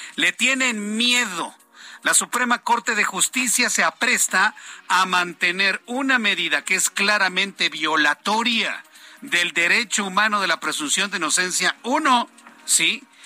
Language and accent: Spanish; Mexico; nosotros mexicanos